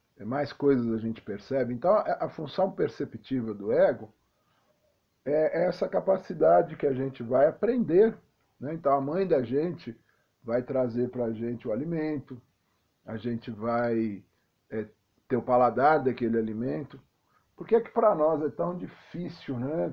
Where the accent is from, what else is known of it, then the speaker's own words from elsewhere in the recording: São Paulo, Brazil; a minha infância em São Paulo foi interessante, porque eu sou de periferia